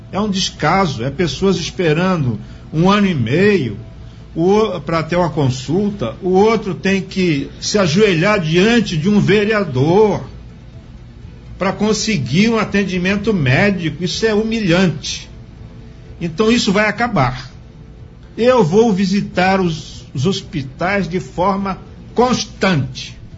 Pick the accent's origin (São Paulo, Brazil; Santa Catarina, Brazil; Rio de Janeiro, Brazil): Santa Catarina, Brazil; que eu também vou citar lá do meu estado de Santa Catarina, Itajaí, Florianópolis, que são pioneiros nesse segmento de pesca